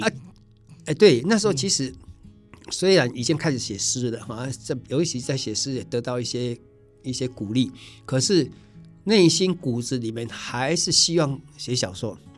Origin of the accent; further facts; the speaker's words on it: Taiwan; first language Taiwanese Hokkien; Chinese is a second language; 我们台湾